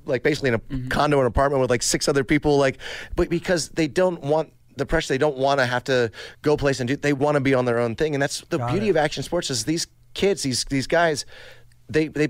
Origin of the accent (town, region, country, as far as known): Maryland, United States; born or raised there